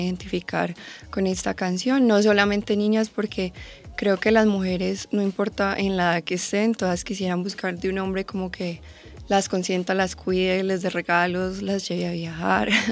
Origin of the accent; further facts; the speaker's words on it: Medellín, Antioquia, Colombia; yo soy de Medellín